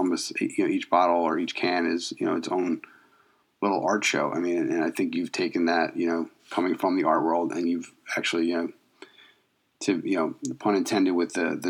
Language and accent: English; outside of Philadelphia, Pennsylvania, United States; my hometown, mm-hmm. outside of Philadelphia.